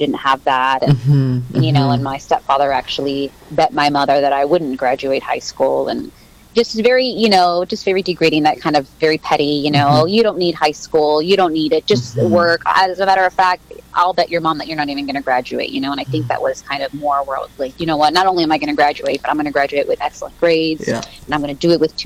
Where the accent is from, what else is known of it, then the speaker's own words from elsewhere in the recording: Mexico; when I was born in Mexico, and I want to say a month after I was born, he left